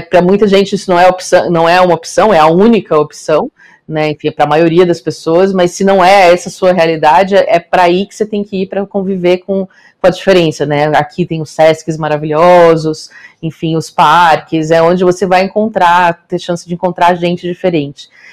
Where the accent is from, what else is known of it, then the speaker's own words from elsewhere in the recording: Rio do Sul, Santa Catarina, Brazil; moved away; eu venho de uma cidade pequena do interior de Santa Catarina